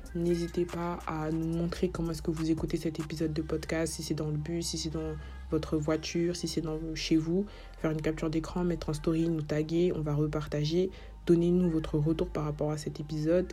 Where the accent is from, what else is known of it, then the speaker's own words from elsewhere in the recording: Cameroon; moi je suis camerounaise